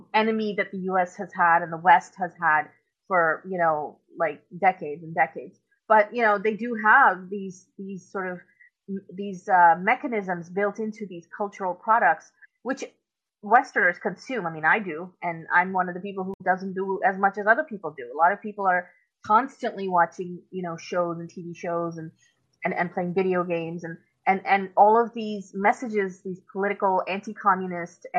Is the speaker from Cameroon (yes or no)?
no; Pakistan; moved away; I'm originally from Pakistan. If anybody doesn't know, I was born and grew up there for my first part of my life